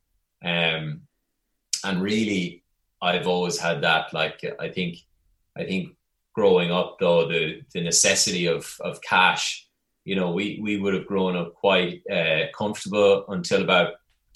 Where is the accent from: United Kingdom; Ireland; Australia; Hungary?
Ireland; Longford, Leinster; moved away as an adult; also born or lived in New York; growing up in Longford in the center of Ireland